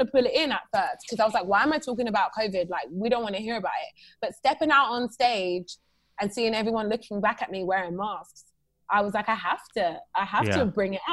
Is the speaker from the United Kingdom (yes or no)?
yes; United Kingdom; moved away as an adult; now in United States; a Black girl from the UK